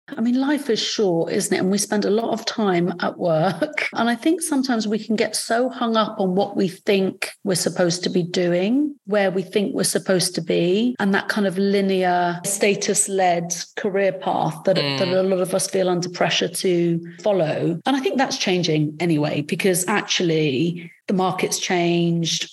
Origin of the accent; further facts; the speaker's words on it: Salisbury, South West England, United Kingdom; English is a second language; I didn't grow up in London. I grew up in Salisbury, where there was very few people.